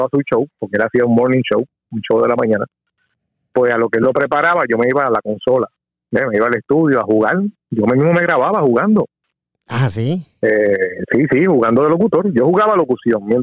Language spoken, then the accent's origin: Spanish; Coamo, Puerto Rico; moved away as an adult; also born or lived in Aibonito, Puerto Rico / Philadelphia / Washington, District of Columbia, United States; ahí, ahí crecí, sí. de, luego de que nací ahí, me mudé a un pueblo cercano ahí, de, de Ay Bonito, Coamo, y ahí me crié, ahí pasé toda mi adolescencia